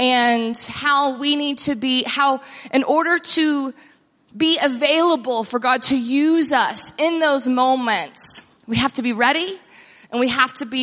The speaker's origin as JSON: {"language": "English", "region": "Texas", "country": "United States", "tie": "born or raised there", "also_born_or_lived": "Austin, Texas / near Dallas-Fort Worth, Texas", "said": "So I grew up in Texas and moved from Austin"}